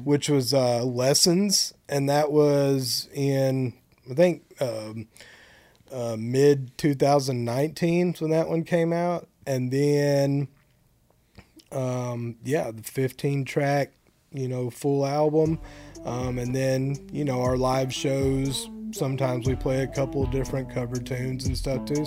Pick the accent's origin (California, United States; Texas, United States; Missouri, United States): Texas, United States; Bonham; I'm from Bonham, Texas